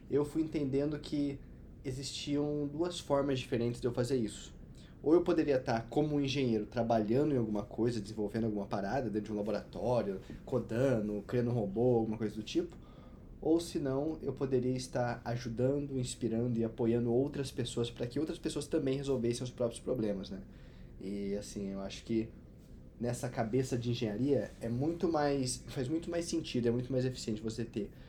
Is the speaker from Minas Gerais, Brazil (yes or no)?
yes; Cachoeira de Minas, Minas Gerais, Brazil; Sou de Cachoeira de Minas, a metrópole de 12 mil habitantes aí no sul de Minas. mineiro.